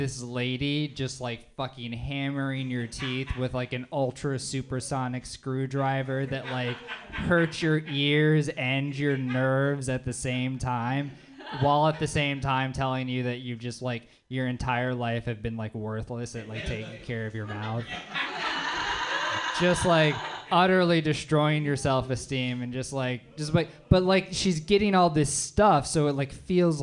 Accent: Louisiana, United States; moved away as an adult; now in San Francisco, United States; I'm from Louisiana, and I've lived here

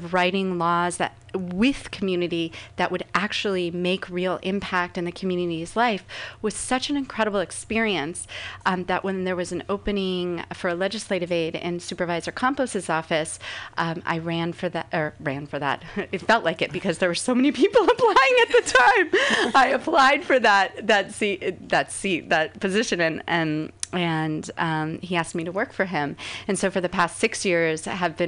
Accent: Los Angeles, California, United States; moved away as an adult; also born or lived in San Francisco Bay Area; now in San Francisco, United States; I was born in Los Angeles

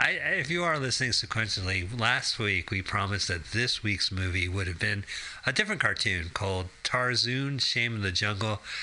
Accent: Arizona, United States; growing up in Arizona

